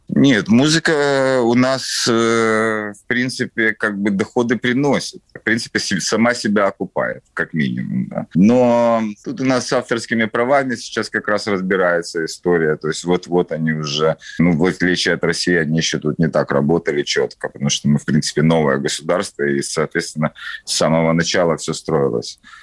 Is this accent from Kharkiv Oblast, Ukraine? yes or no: no; Kyiv, Ukraine; я коренной киевлянин